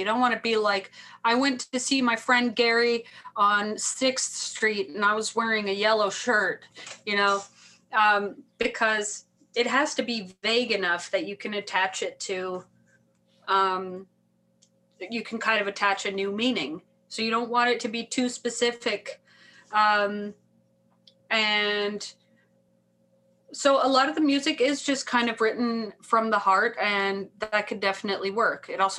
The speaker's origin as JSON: {"language": "English", "country": "Canada", "said": "I would say I'm Icelandic and I'm Canadian, you know."}